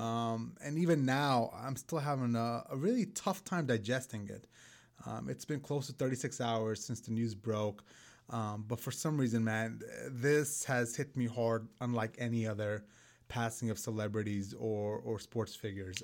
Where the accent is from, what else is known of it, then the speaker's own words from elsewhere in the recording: New York City, New York, United States; I grew up in Brooklyn, New York